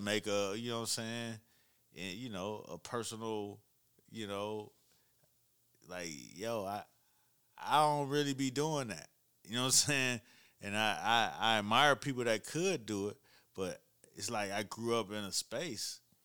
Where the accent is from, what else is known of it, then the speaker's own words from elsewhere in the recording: Miami, Florida, United States; I'm from Miami.